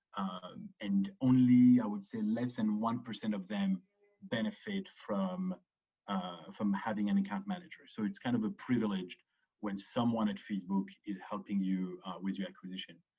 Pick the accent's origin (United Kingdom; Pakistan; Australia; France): France; Paris, Île-de-France; moved away as an adult; also born or lived in Chicago / Israel / Boston; grew up to Paris, grew up in Paris between the age of two and 18.